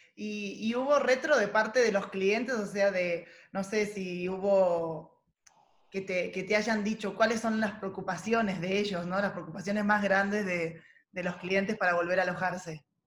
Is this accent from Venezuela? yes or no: no; Mar del Plata, Buenos Aires Province, Argentina; moved away; yo vengo de una ciudad turística, ¿no? De Mar del Plata, nací ahí